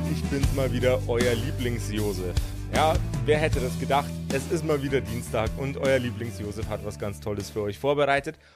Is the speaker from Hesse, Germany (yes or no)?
no; Bavaria, Germany; Also ich für meinen Teil, ich bin Bayer. Deswegen ist bei mir alles äh, tatsächlich, wenn es ums Bier geht, immer so ein bisschen